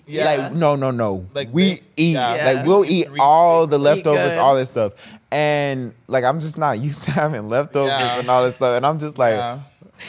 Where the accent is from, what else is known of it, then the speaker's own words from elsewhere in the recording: North Carolina, United States; I'm from North Carolina.